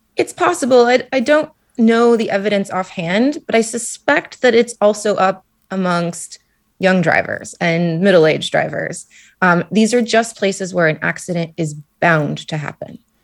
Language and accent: English; Anchorage, Alaska, United States; moved away; I'm from Anchorage, Alaska, and I could see glaciers in my own backyard